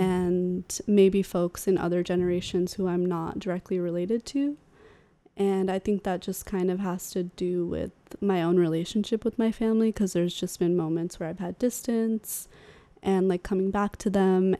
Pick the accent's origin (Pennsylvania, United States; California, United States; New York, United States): California, United States; Sacramento; I grew up in Sacramento, in California